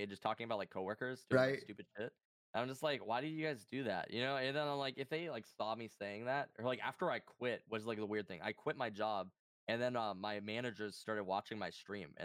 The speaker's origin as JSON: {"language": "English", "region": "North Dakota", "country": "United States", "said": "I'm from North Dakota"}